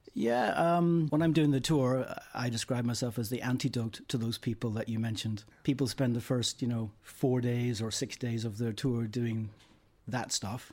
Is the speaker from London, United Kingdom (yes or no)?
no; Northern Ireland, United Kingdom; moved away; I'm from Northern Ireland